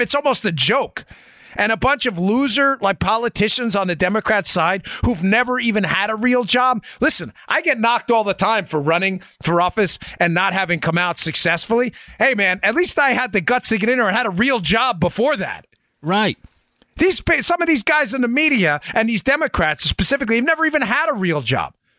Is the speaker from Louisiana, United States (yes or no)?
no; New York City, New York, United States; moved away; I spent most of my adult life in Queens, New York.